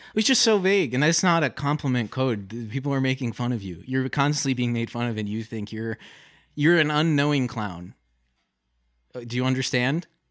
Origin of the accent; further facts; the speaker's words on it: Detroit, Michigan, United States; I'm from a suburb outside of Detroit, Michigan